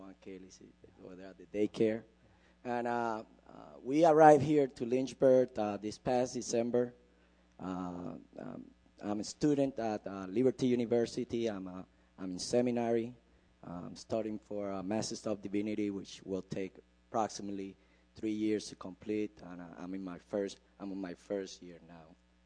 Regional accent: Puerto Rico; now in United States; I came from Puerto Rico. We live in a culture not much different from here in America

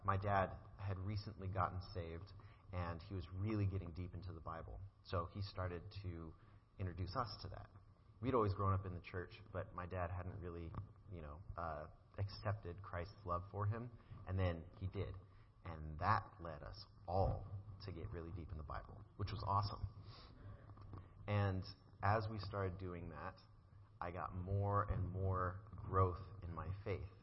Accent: Colorado, United States; now in Virginia, United States; I grew up in Colorado, and God moved me to Virginia

